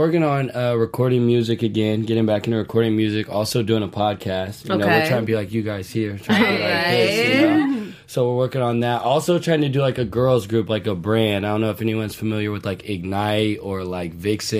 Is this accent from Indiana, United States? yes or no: yes; Indianapolis, Indiana, United States; also born or lived in Washington, D.C.; now in Los Angeles, United States; Originally, I'm from Indianapolis, Indiana.